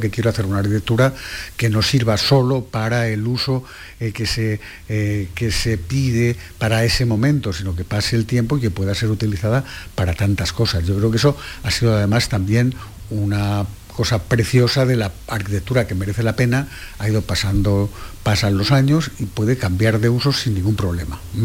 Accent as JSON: {"language": "Spanish", "town": "Cádiz", "region": "Andalusia", "country": "Spain", "said": "yo soy de Cádiz"}